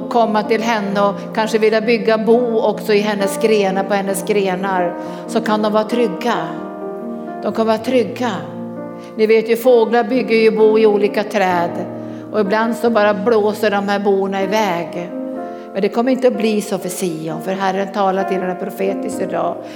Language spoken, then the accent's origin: Swedish; Örebro, Örebro County, Sweden; Eh, jag kommer från Örebro.